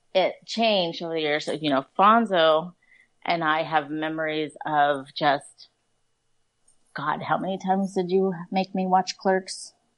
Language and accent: English; Oceanside, California, United States; now in Fallbrook, United States; I live in Fallbrook. I work in Vista. I'm from Oceanside